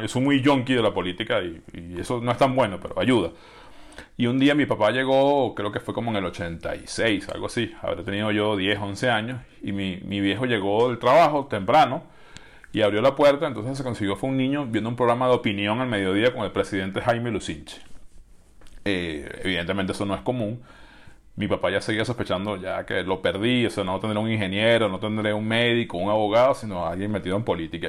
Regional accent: Venezuela; en mi país

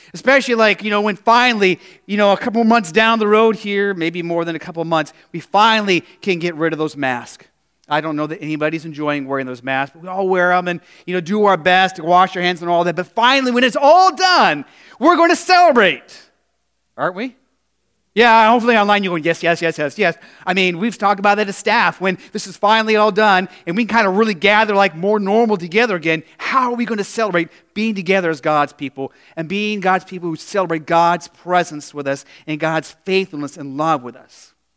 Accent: Phoenix, Arizona, United States; now in Midwest, United States; in the desert where I grew up in Phoenix

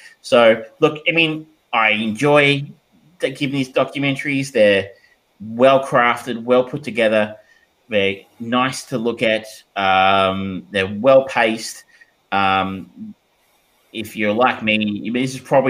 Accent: Australia; as an Australian, who I guess was part of Commonwealth, going into the UK

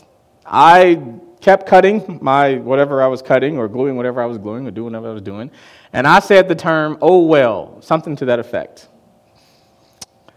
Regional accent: Chicago, Illinois, United States; I'm from Chicago, and I grew up on the south side of Chicago.

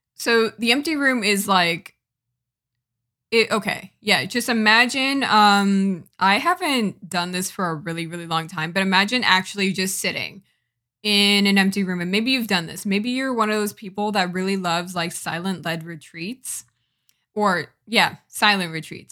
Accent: Connecticut, United States; I am a Jamaican American from Connecticut.

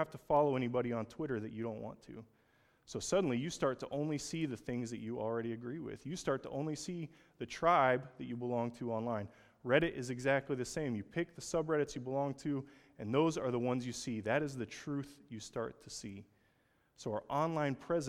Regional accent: Oklahoma, United States; I'm from Oklahoma.

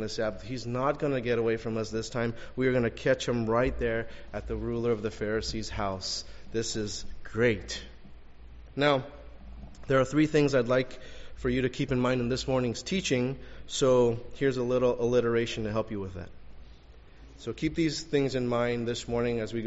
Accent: Los Angeles, California, United States; also born or lived in La Puente; I grew up in Elysian Park in L.A. Went to school in La Puente

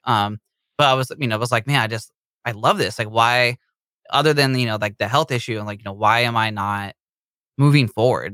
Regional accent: Bay Area, California, United States; we are from the Bay Area in California

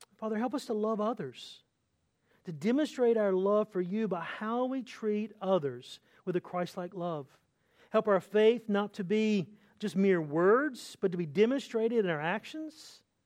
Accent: North Carolina, United States; moved away; I'm from North Carolina, which is the home of, of Michael Jordan

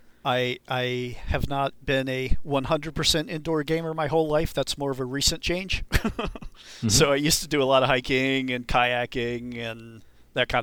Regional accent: Cape Cod, Massachusetts, United States; moved away as an adult; also born or lived in North Carolina; now in Seattle, United States; my mom dragged my dad and I kicking and screaming to Cape Cod, Massachusetts when I was 10. And I lived there until 96 when I moved out to Seattle

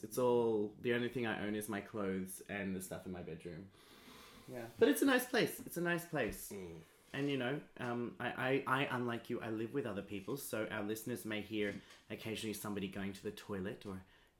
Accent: Australia; I'm an Australian.

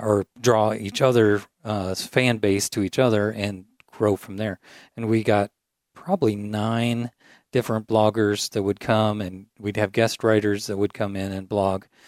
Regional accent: Triumph, Illinois, United States; now in Peoria, United States; I grew up about a hour north of here in a town of about a hundred and eighty people.

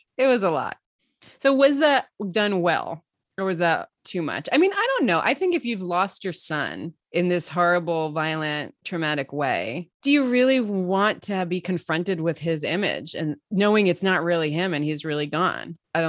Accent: New York City, New York, United States; accent: Brooklyn; My Brooklyn will come out sometimes, but I keep it in check right now.

